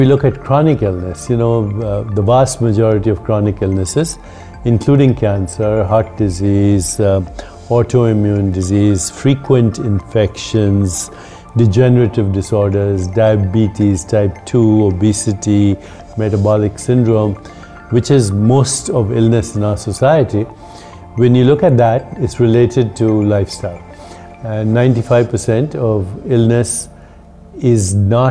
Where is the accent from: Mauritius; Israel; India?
India; accent: Indian; moved away as an adult; also born or lived in Boston, United States; now in United States; I grew up in India.